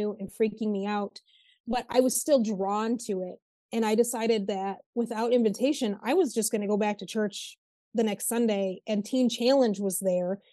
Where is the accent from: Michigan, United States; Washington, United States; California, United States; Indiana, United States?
Michigan, United States; Northern; I'm from Northern Michigan